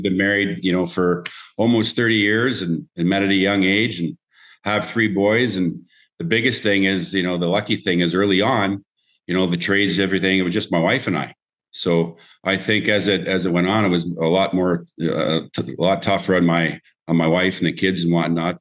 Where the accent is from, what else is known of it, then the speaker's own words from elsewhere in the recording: Canada; a Canadian boy growing up